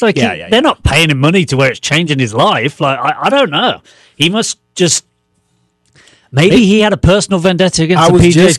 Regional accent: England, United Kingdom; I'm from England.

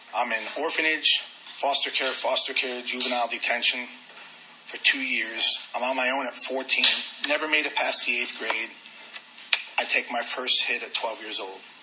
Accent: New York City, New York, United States; moved away; also born or lived in Dallas, Texas / Corpus Christi, Texas; I lived up in Queens, New York

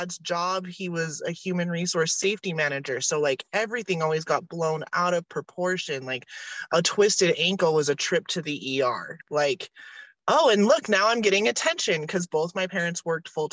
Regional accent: Utah, United States; also born or lived in Southern California; I didn't just grow up like weird in Utah. I grew up like weird in Utah.

